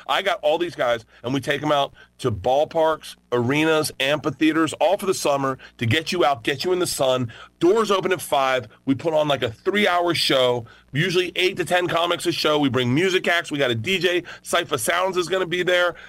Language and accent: English; Tampa, Florida, United States; I'm from Florida